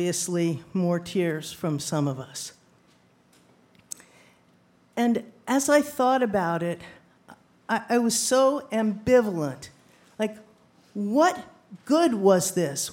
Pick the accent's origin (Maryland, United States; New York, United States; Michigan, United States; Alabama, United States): New York, United States; New Rochelle; New Rochelle. I said, me too.